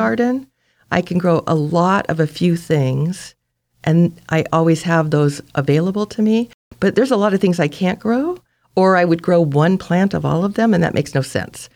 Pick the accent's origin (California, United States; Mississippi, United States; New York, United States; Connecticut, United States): California, United States; Santa Monica; moved away as an adult; also born or lived in San Francisco, California / Sonoma, California / Point Arena, California; now in Brookings, United States; I was raised in Santa Monica on the beach